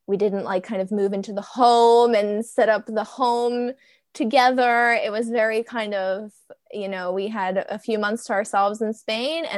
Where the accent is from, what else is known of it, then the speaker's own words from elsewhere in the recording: New Jersey, United States; moved away; I am from New Jersey. I was in New Jersey. I would never plan on leaving New Jersey